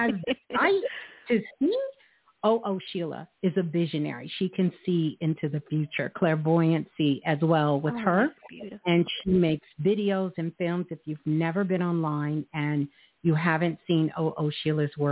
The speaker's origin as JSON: {"language": "English", "region": "New York", "country": "United States", "tie": "born or raised there", "said": "That's my birth city, Brooklyn"}